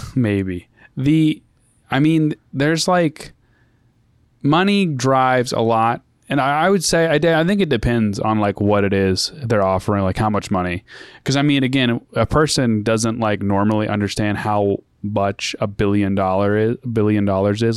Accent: United States

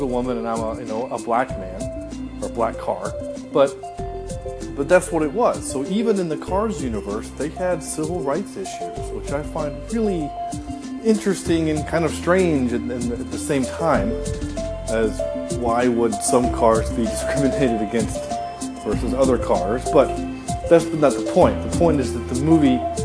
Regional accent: the South, United States; I am from the South

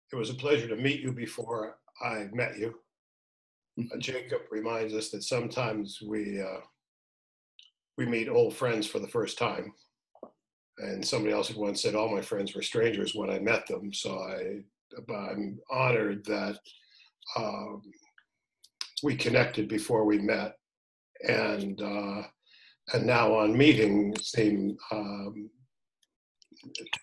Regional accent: Toronto, Ontario, Canada; moved away as an adult; I was born in Toronto

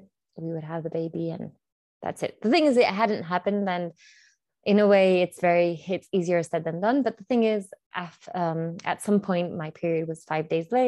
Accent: Chile; I'm from Chile, so South America

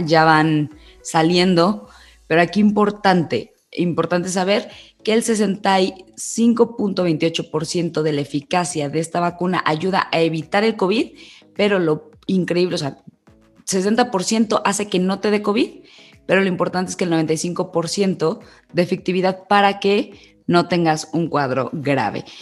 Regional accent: Mexico; decidí irnos a nuestro país

